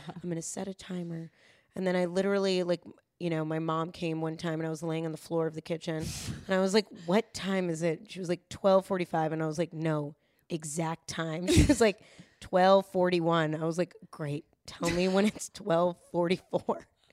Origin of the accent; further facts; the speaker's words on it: Yonkers, New York, United States; I am from Yonkers